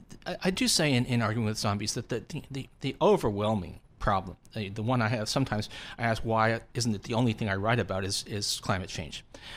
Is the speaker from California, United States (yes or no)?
no; Long Island, New York, United States; I'm a bull, and you know I grew up in this on Long Island.